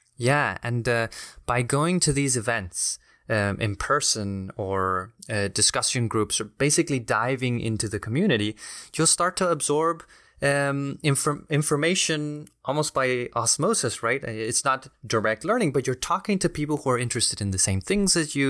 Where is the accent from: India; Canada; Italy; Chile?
Chile; now in Washington, D.C., United States; I'm originally from Chile